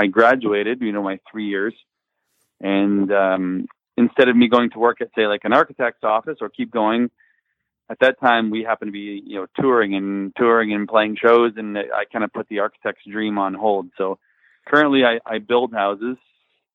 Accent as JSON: {"language": "English", "town": "Windsor", "region": "Ontario", "country": "Canada", "tie": "born or raised there", "said": "We grew up in Windsor, I guess, like on an outskirts area. I suppose like a suburbs. Most of us grew up in an area called LaSalle"}